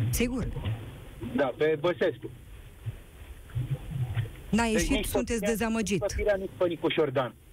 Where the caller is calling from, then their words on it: Bucharest, Romania; Din București.